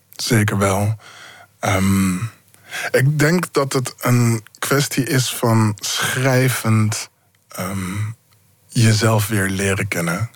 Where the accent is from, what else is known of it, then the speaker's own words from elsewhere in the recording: Zoetermeer, South Holland, Netherlands; ik ben opgegroeid in Zoetermeer